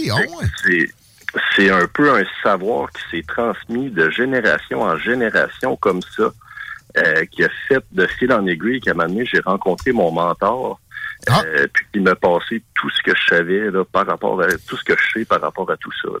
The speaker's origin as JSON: {"language": "French", "region": "Quebec", "country": "Canada", "said": "Nous autres, évidemment, au Québec"}